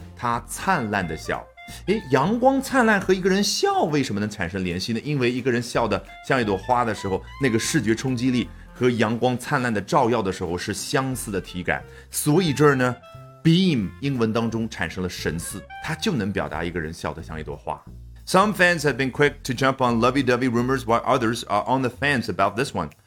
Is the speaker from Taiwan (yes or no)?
no; China; 我们中国人